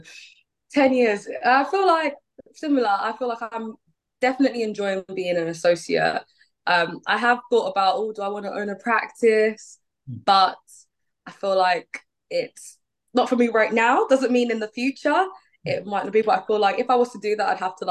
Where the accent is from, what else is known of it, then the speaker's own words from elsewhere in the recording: Nigeria; I'm from Nigeria